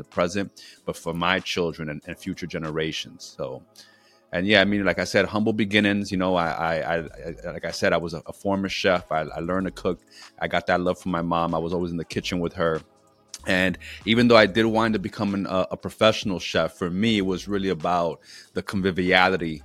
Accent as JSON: {"language": "English", "town": "New York City", "region": "New York", "country": "United States", "tie": "born or raised there", "moved": "as an adult", "lives_now": "Philadelphia, United States", "said": "I'm originally from New York City"}